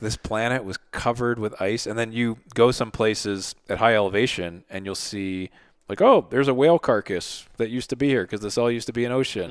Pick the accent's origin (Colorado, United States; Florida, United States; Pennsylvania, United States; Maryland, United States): Pennsylvania, United States; Philadelphia; I grew up in Philly